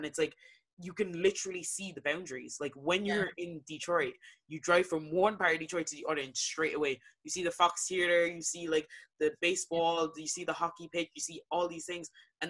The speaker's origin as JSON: {"language": "English", "country": "Ireland", "moved": "yes", "said": "To me, I was Irish, but I'm not heritage wise, I'm not Irish. Culture wise, I am."}